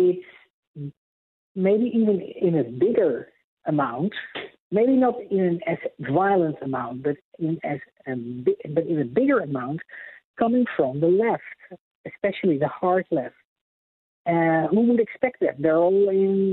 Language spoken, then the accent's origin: English; Netherlands; moved away as an adult; also born or lived in Amsterdam, Netherlands; now in United States; I was born and raised in Holland, in Europe, and lived in Amsterdam